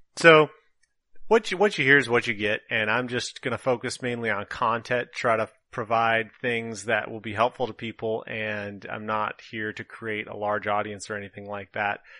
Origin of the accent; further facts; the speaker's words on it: northern Minnesota, United States; accent: Minnesotan; moved away as an adult; now in California, United States; I was born and raised in Minnesota, northern Minnesota to be precise